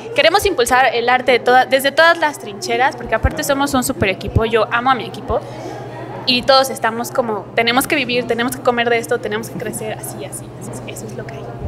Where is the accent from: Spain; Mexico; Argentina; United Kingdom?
Mexico; Tlaxcala; yo estudiaba la secundaria, la prepa en Tlaxcala